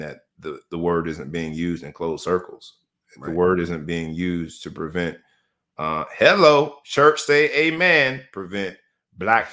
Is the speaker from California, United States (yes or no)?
no; Florida, United States; governor of my home state, DeSantis